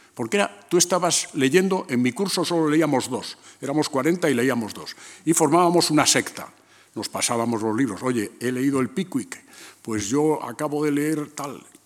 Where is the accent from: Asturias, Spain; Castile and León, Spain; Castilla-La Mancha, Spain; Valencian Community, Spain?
Castile and León, Spain; León; moved away; also born or lived in A Coruña; ir a León, a mi pueblo